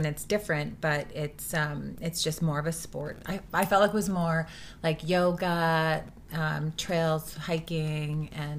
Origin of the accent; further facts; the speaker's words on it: West Vancouver, British Columbia, Canada; moved away as an adult; Yeah, I was raised on the North Shore, West Van. And I moved when I was 18.